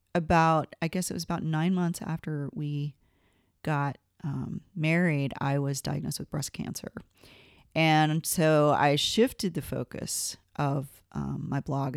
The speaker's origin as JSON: {"language": "English", "town": "Gainesville", "region": "Georgia", "country": "United States", "tie": "born or raised there", "said": "I grew up in Gainesville, Georgia, which is a little town about an hour northeast of Atlanta"}